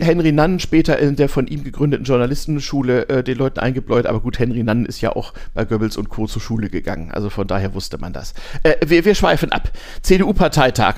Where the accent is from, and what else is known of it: Lower Saxony, Germany; born or raised there